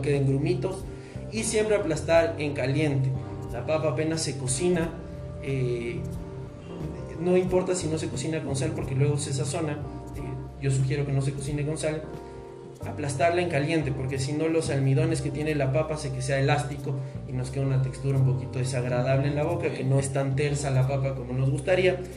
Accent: Ecuador; nosotros los ecuatorianos nos caracterizamos por ser gente trabajadora

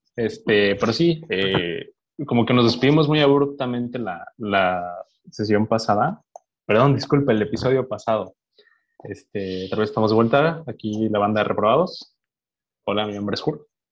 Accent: Mexico; como cualquier mexicano promedio

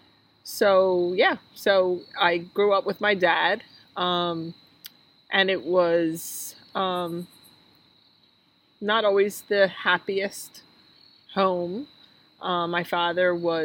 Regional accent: Philadelphia, Pennsylvania, United States; I grew up in Northeast Philadelphia

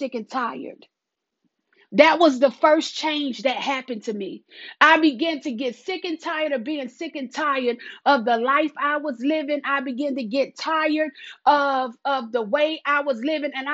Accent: South Carolina, United States; accent: country; I live in the South. I'm from South Carolina

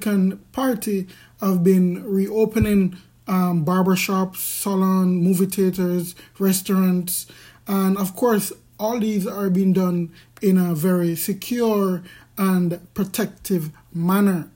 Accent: Jamaica; I'm from Jamaica, and we have a classist society

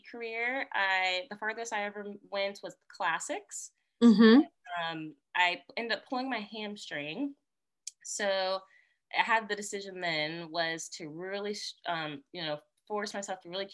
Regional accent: Orlando, Florida, United States; I'm originally from Orlando, Florida

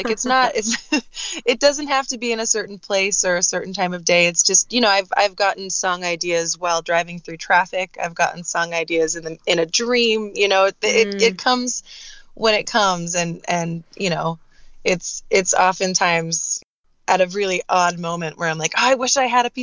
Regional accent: Southern California, United States; I am from Southern California, grew up in Southern California

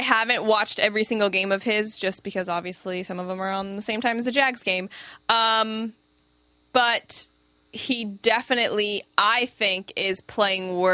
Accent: outside of Tampa, Florida, United States; moved away as an adult; also born or lived in Tallahassee, Florida; now in Jacksonville, United States; I grew up like 30 minutes outside of Tampa. I've lived there my whole life aside from going to college in Tallahassee

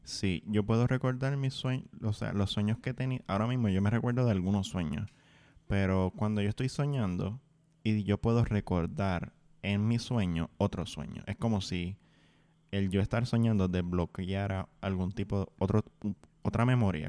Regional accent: Puerto Rico; dentro de mi experiencia como puertorriqueño, dentro de Puerto Rico

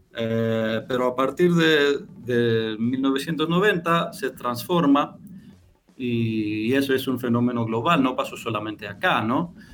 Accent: Greece; Spanish is a second language

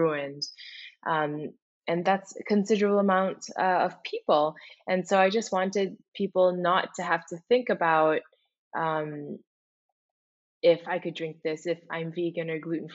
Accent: Singapore; moved away as an adult; also born or lived in Indonesia; now in United States; I'm originally Indonesian, but also spent a good amount of my life growing up in Singapore

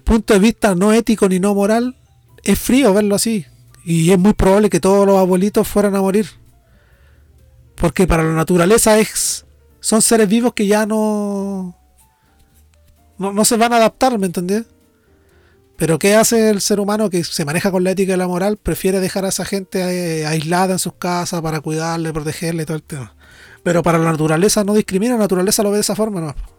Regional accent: Norte Grande, Chile; accent: nortino; yo, siendo nortino, hablo un poco más lento que el general de los nortinos

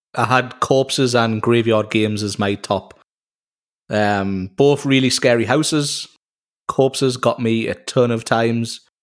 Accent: Newcastle upon Tyne, North East England, United Kingdom; I am from Newcastle in Northeast England, uh, where we get called Geordies

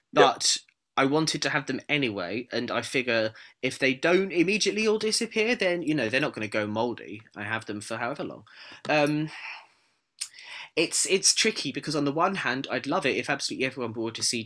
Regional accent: United Kingdom; being a Brit

